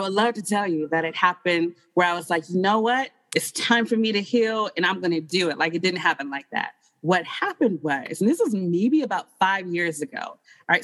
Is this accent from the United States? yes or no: yes; Detroit, Michigan, United States; moved away as an adult; also born or lived in New York City; now in Phoenix, United States; I come from Detroit.